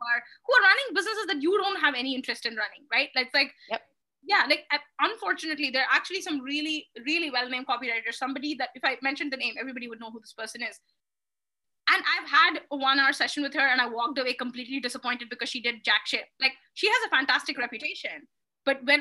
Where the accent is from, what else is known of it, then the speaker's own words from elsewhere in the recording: India; are you Indian? I'm like, yep